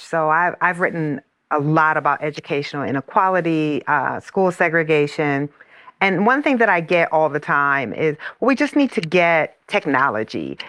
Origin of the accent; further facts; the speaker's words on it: Iowa, United States; the plant uh, in my hometown is in Iowa